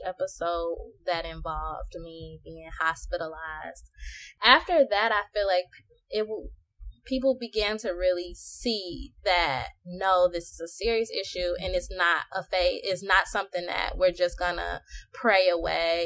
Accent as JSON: {"language": "English", "town": "Chicago", "region": "Illinois", "country": "United States", "also_born_or_lived": "Lafayette, Indiana", "moved": "yes", "lives_now": "Dallas, United States", "said": "I I'm from Chicago, but I was in um, Lafayette, Indiana"}